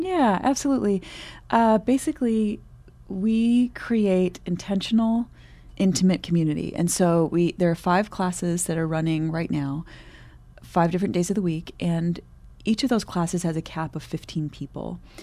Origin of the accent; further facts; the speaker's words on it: Michigan, United States; My background is that I grew up in Michigan, so I am a Midwesterner.